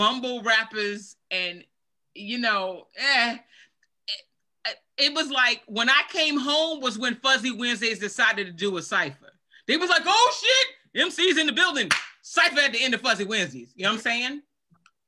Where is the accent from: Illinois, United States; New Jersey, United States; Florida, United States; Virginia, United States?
Virginia, United States; moved away as an adult; now in Germany